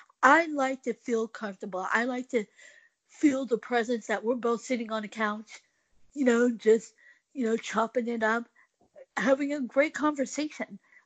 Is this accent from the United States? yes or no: yes; Oklahoma, United States; also born or lived in South Korea / Dallas, Texas; I was actually born in South Korea, and I grew up in Oklahoma. I first came to Dallas, Texas, and then we moved out to Oklahoma in the dirt redneck. And so every now and then, I'll say a joke and say, yep, I'm an Asian redneck.